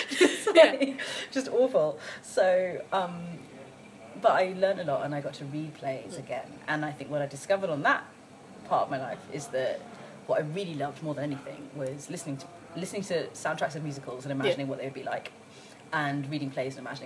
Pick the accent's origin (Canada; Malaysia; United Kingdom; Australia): United Kingdom; London; also born or lived in Brighton; I grew up in London